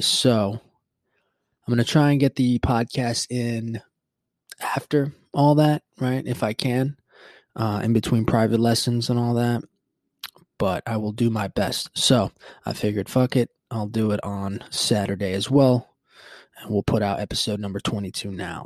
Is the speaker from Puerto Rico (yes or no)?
yes; Puerto Rico; moved away; growing up in Puerto Rico, what I remember was yeah, we never had the daylight savings time